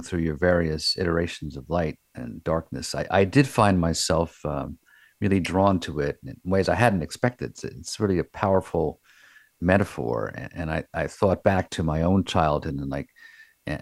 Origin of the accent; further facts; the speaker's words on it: Long Island, New York, United States; I was growing up on Long Island in the 50s